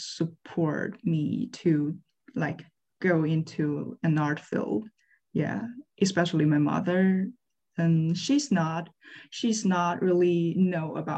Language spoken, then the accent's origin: English; Liaoning, China; English is a second language; moved away as an adult; now in Savannah, United States; I'm from Liaoning Province, China.